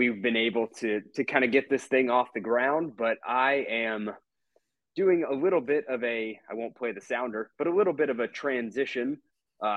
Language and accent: English; Atlanta, Georgia, United States; moved away as an adult; also born or lived in Mississippi; coming back home to my hometown here in Atlanta